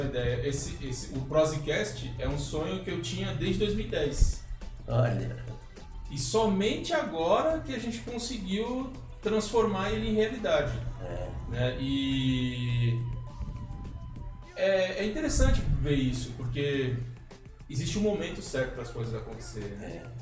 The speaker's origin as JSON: {"language": "Portuguese", "region": "São Paulo", "country": "Brazil", "moved": "yes", "said": "Eu sou de São Paulo, eu sou de São Paulo."}